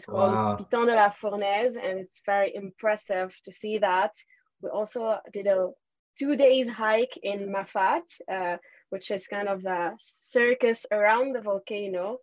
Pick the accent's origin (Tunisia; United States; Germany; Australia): Tunisia; moved away as an adult; also born or lived in Paris, France; now in France; I'm actually from Tunisia. I grew up in Tunisia and I came to France when I was 18 years old